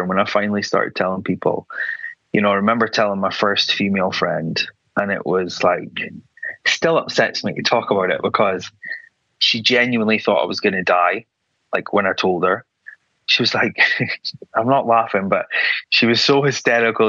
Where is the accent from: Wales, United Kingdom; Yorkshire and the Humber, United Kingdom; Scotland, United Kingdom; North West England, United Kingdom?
Scotland, United Kingdom; Aberdeen; moved away as an adult; now in London, United Kingdom; I grew up in Aberdeen, very, you know, not very progressive, very white